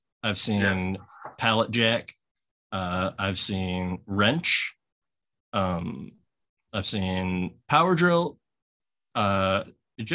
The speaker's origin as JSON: {"language": "English", "region": "Missouri", "country": "United States", "tie": "born or raised there", "also_born_or_lived": "Lansing, Michigan / North Carolina", "said": "I was born in Lansing, Michigan. Ah, okay. And then lived in North Carolina for a year. And then I arrived in Missouri when I was 3 years old, and I've been here since. I'm 33."}